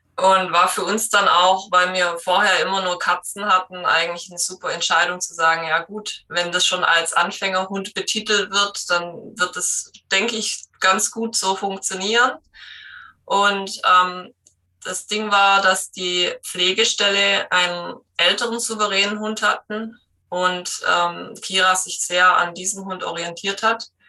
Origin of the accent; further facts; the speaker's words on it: Black Forest, Baden-Württemberg, Germany; komme aus dem Schwarzwald